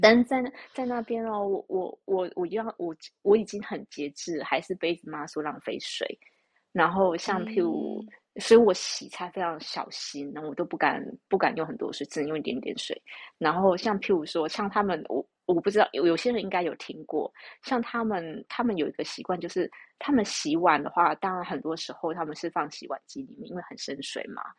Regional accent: Taiwan; 但是以我们台湾人的观念

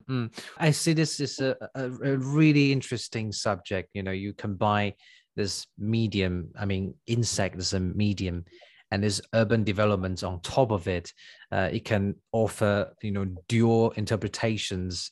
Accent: Tainan, Taiwan; I'm from Tainan

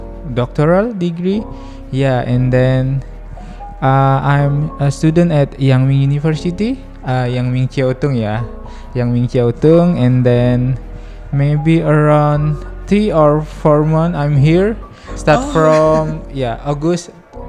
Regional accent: Yogyakarta, Special Region of Yogyakarta, Indonesia; English is a second language; moved away as an adult; now in Taiwan; I'm from Indonesia. Especially at Yogyakarta province, the second famous for holiday after Bali

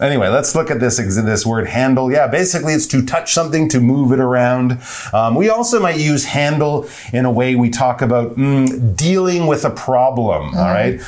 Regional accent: Canada; we're from Canada

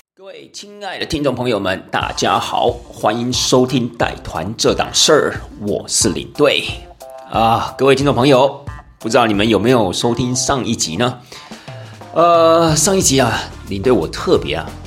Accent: Taiwan; 我们台湾人在过年的时候

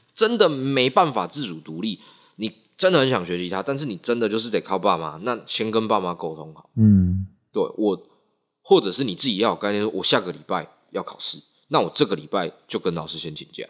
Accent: Nantou County, Taiwan; also born or lived in Taichung; 我是南投人

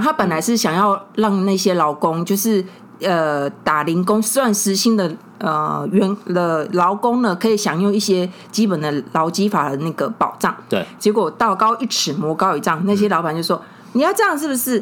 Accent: Tainan, Taiwan; 我们台南的游民企业

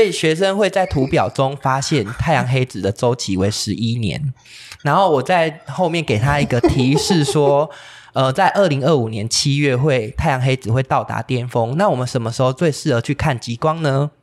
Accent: Pingtung County, Taiwan; 因为我是屏东人，所以台风很，很难得哦。可以来，来到屏东让我们放假

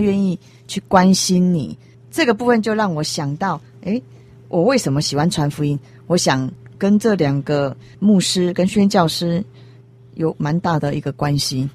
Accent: Taiwan; 我们台湾人

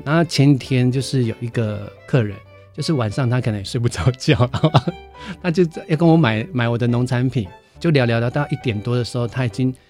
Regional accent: Hualien County, Taiwan; moved away; also born or lived in Taipei; 我是， 我是花莲人

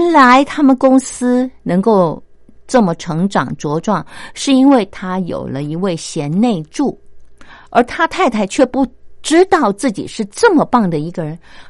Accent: China; 难怪我们中国人。

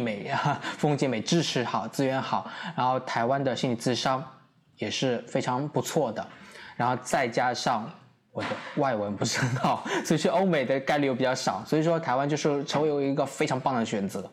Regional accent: Suzhou, Jiangsu, China; moved away as an adult; now in Taipei, Taiwan; 我是中国大陆江苏省苏州市

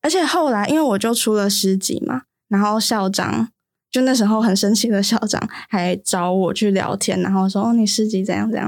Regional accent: Yilan County, Taiwan; 我是宜兰人，所以其实我并没有参与到三一八

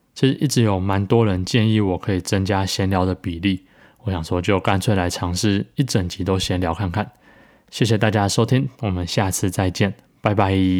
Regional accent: Taichung, Taiwan; moved away as an adult; also born or lived in Taipei; 我是在台中长大，但是成年后的岁月，就是十八岁以后，都是在待在台北

